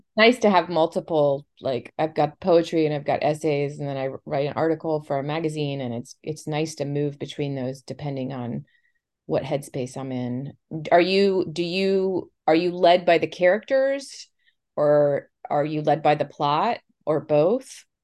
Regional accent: Tampa Bay area, Florida, United States; I also grew up here

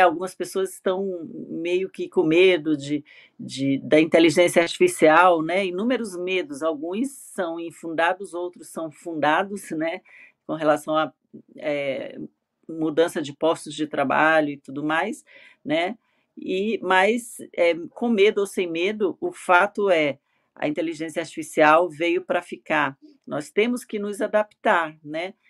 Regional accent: Maranhão, Brazil; moved away as an adult; now in São Paulo, Brazil; moro em São Paulo, sou do Maranhão, mas eu sou paulistana há 20 anos de coração

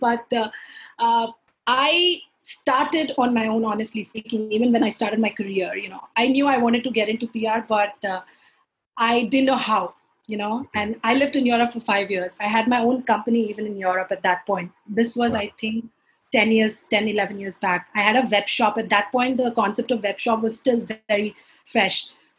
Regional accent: Punjab, India; And that's the reason why I think we take so much pride in the fact that, you know, we come from Punjab.

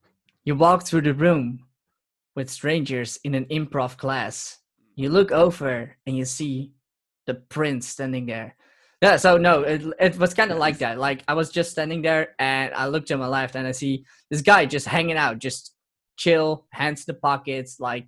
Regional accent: Netherlands; also born or lived in Purmerend; And I am from the Netherlands. I live in a city called Purmerend, which is not Amsterdam, sadly enough.

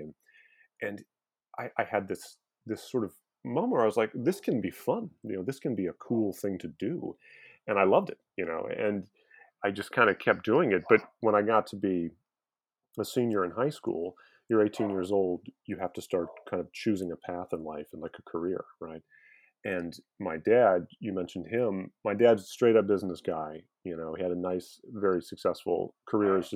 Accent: Omaha, Nebraska, United States; moved away as an adult; now in Baltimore, United States; I grew up in the Midwest. I'm from Omaha, Nebraska

